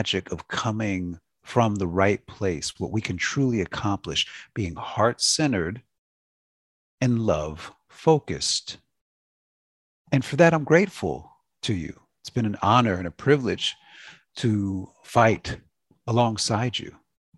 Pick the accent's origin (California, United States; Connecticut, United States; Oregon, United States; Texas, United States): California, United States; Los Angeles; That's my hometown